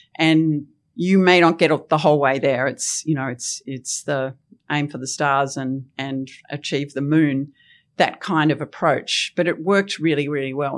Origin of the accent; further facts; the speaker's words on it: Tasmania, Australia; I loved growing up in Tasmania